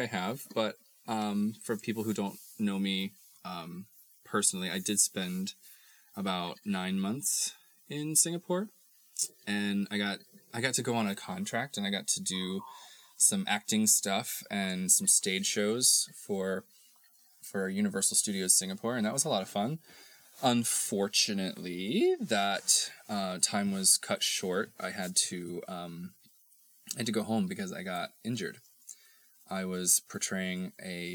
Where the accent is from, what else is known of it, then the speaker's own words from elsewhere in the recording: Texas, United States; That's where I'm from